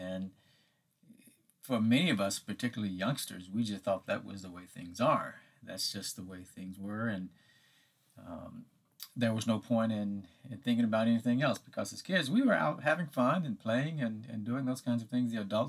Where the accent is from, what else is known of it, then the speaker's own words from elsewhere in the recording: Hattiesburg, Mississippi, United States; my hometown of Hattiesburg, Mississippi.